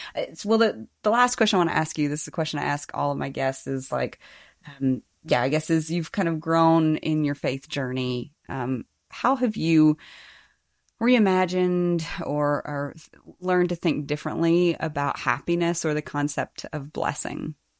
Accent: Birmingham, Alabama, United States; also born or lived in East Tennessee; I grew up in Birmingham, Alabama, and East Tennessee

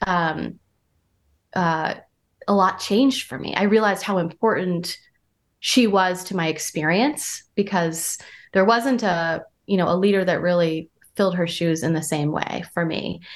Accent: Vermont, United States; moved away as an adult; also born or lived in Santa Barbara, California / New York / San Francisco; I'm from Vermont. I'm from a small town in Vermont where there's just now cell phone.

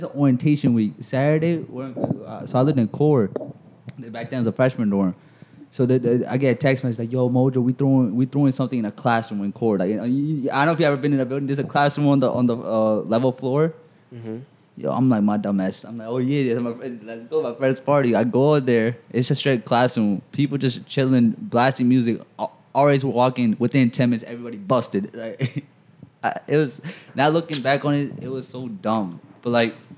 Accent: Middlesex County, New Jersey, United States; Cora, New Jersey, Middlesex County

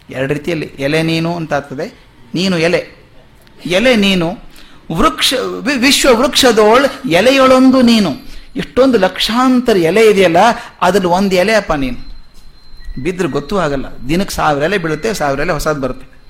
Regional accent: North Karnataka, India; moved away; ನಮ್ಮ ಕಡೆ ನಾರ್ತ್ ಕರ್ನಾಟಕ ಕಡೆ

